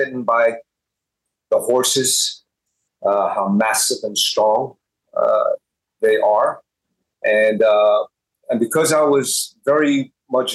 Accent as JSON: {"language": "English", "town": "Hempstead", "region": "New York", "country": "United States", "tie": "born or raised there", "also_born_or_lived": "Bayside, Queens, New York", "said": "I was born in, raised my first 7 years in Bayside, Queens, and we moved to Hempstead, Long Island"}